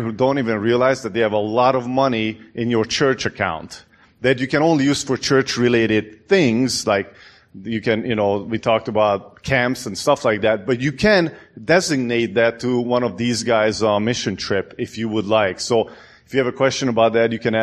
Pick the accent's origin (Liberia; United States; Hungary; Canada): Hungary; moved away; I'm from Hungary